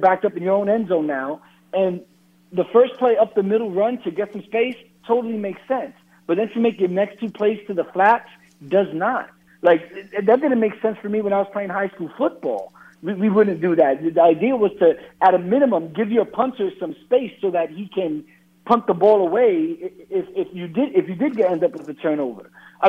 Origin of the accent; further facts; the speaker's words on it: New York, United States; I grew up in New York.